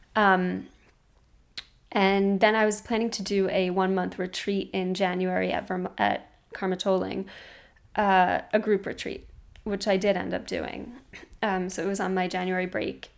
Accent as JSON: {"language": "English", "town": "New York City", "region": "New York", "country": "United States", "said": "I was from Brooklyn"}